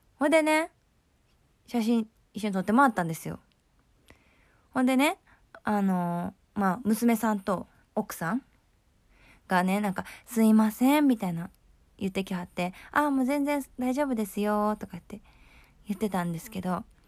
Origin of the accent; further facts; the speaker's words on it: Kyoto, Japan; accent: Kansai dialect; 私は京都出身、京都育ちなんですけれども